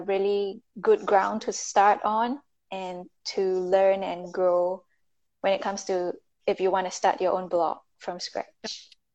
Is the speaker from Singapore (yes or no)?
yes; Singapore; moved away; I'm from Singapore, but I'm currently in the US